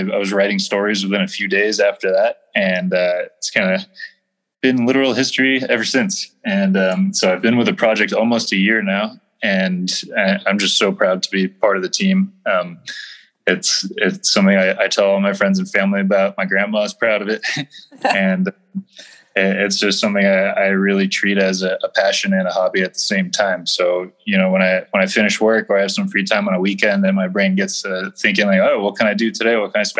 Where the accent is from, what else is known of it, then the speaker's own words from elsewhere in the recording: United States; as an American